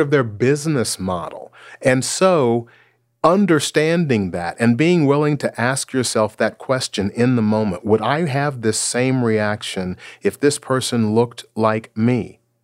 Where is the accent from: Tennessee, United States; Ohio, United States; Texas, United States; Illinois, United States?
Tennessee, United States; Memphis; now in Seattle, United States; I was born and raised in Memphis, Tennessee